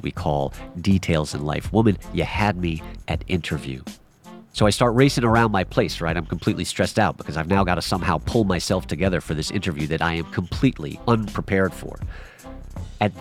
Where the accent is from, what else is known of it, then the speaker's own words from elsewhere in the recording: New York City, New York, United States; I am a self-taught filmmaker born and raised in New York City